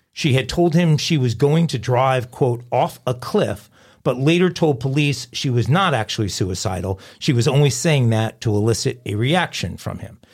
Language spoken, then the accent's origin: English; West Islip, New York, United States; I was born in New York